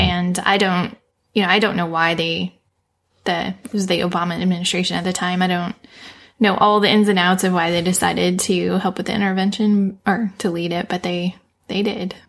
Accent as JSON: {"language": "English", "country": "United States", "said": "I'm clearly American"}